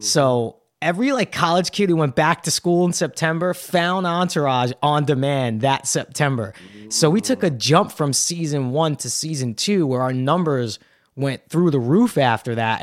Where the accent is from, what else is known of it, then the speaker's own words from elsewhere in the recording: New York City, New York, United States; Brooklyn was a great place to grow up.